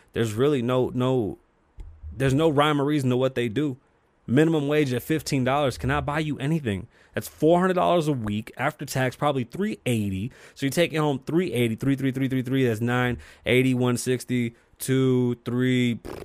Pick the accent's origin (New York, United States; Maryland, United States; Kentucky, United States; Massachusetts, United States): New York, United States; New York City; I'm from the Bronx, New York